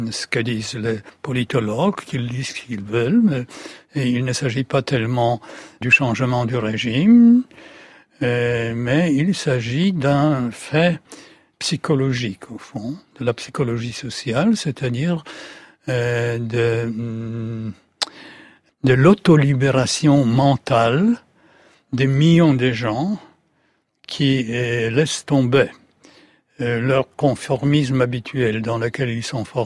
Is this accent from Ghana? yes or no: no; Poland; French is a second language; En tant que Polonais, on doit être raisonnable pour ne pas exposer le peuple polonais